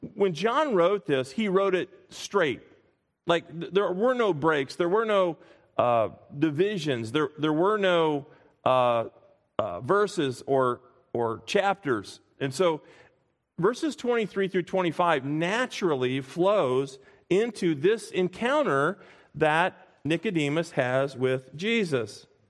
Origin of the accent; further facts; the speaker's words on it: Springfield, Illinois, United States; I grew up in Springfield, Illinois